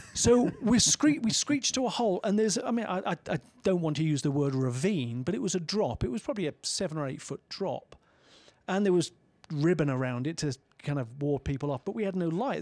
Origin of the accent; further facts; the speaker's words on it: United Kingdom; As a British citizen